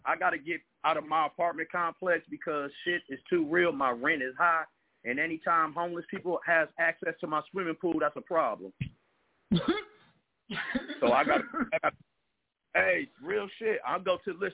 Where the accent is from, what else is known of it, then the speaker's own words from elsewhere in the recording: Milwaukee, Wisconsin, United States; I am from Milwaukee, Wisconsin.